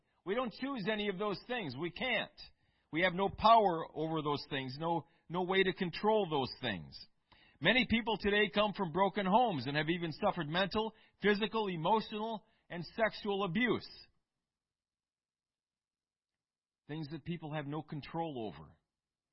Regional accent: Eau Claire, Wisconsin, United States; I grew up in Eau Claire, Wisconsin

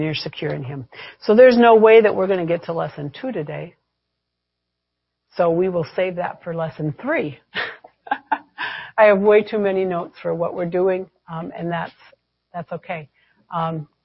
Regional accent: United States; I'm an American

